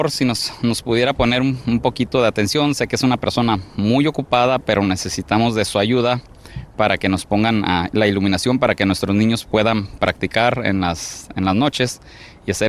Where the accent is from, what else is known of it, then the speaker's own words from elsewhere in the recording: El Salvador; now in Los Angeles, United States; que regresamos a nuestro parque, donde venimos cuando venimos de nuestros países, de Centroamérica, yo vine de El Salvador, y se siente bonito que eso está siendo revitalizado.